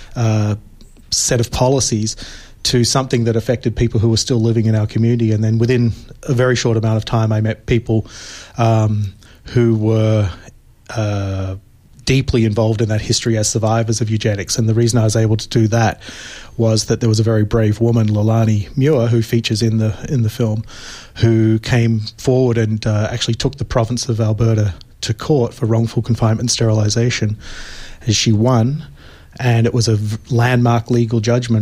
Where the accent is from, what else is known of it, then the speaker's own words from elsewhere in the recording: Australia; moved away; I'm originally from Australia